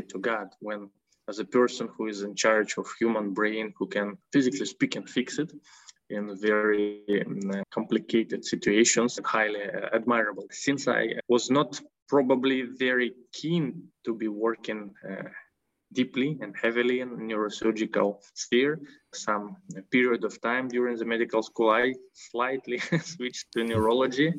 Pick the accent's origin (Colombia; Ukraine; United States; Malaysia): Ukraine; I'm a citizen of Ukraine and I was born and raised in Ukraine